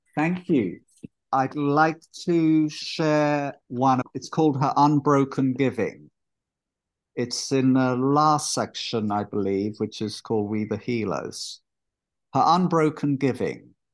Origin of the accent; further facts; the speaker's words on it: London, United Kingdom; accent: London; moved away as an adult; also born or lived in Israel / Haifa, Israel; now in Sebastopol, United States; It's mostly a London accent. I spent most of my life there, though I was born in Israel on a kibbutz